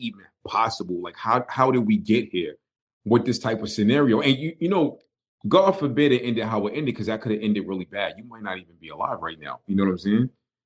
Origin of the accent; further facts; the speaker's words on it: New York City, New York, United States; moved away; me being from Brooklyn